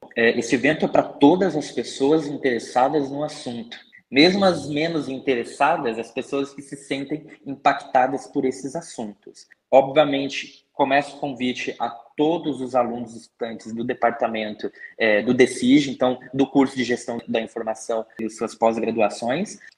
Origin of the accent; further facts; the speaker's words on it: Curitiba, Paraná, Brazil; Eu sou daqui de Curitiba e sempre vivi aqui